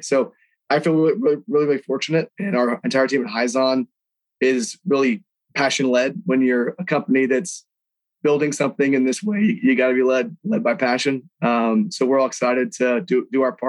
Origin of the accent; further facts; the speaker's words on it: Houston, Texas, United States; born and raised in Houston, Texas